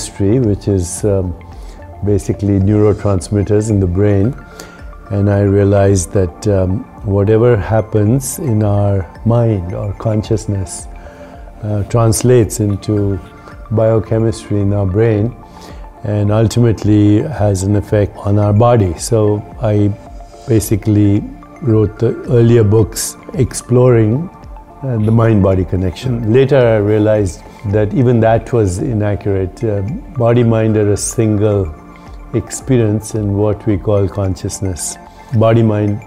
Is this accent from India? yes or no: yes; India; accent: Indian; moved away as an adult; also born or lived in Boston, United States; now in United States; I grew up in India.